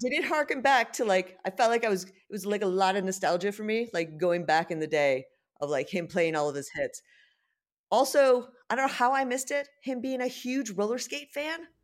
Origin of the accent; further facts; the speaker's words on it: United States; now in London, United Kingdom; being an American